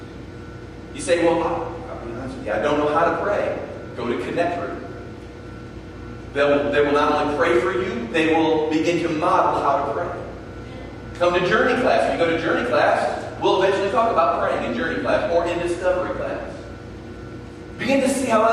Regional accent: United States

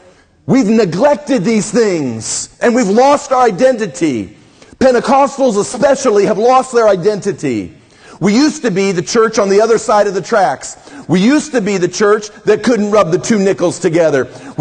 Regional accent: Midwest, United States; I grew up in the Midwest. We had a culture in there.

